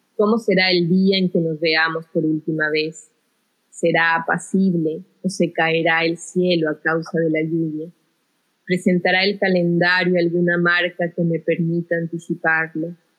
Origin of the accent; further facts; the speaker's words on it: Quito, Pichincha, Ecuador; also born or lived in Guayaquil / Brazil; me crié en Quito, llegué a Quito a los cuatro años, después de una estancia en Brasil de dos años